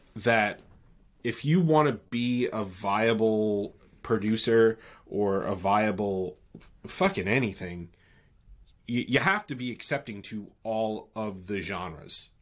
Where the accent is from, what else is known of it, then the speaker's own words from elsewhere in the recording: New York, United States; we're we're from New York. We're here in New York